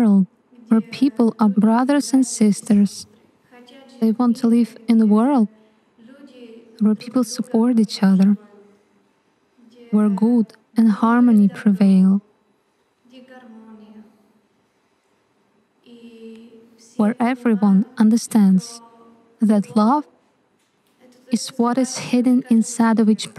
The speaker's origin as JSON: {"language": "English", "country": "Czechia", "said": "I'm from the Czech Republic."}